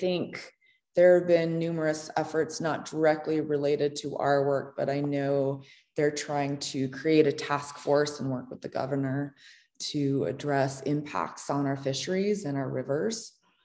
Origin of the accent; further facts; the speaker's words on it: Montana, United States; I grew up in Montana, and I went to Montana State University